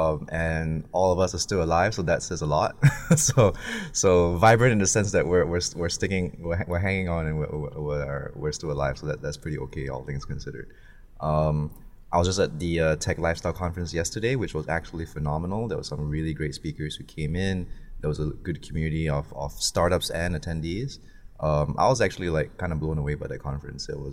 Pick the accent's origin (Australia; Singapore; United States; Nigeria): Singapore; now in Hong Kong; where I grew up in Singapore